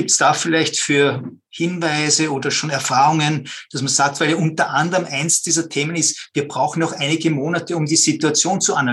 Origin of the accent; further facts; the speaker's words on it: Vienna, Austria; Ja, hallo. Grüß euch, Servus. Äh, ich komme aus Wien.